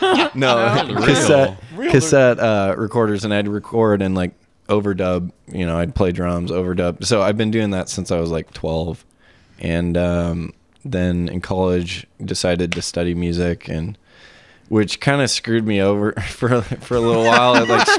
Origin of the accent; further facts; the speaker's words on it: Seattle, Washington, United States; I'm from Seattle.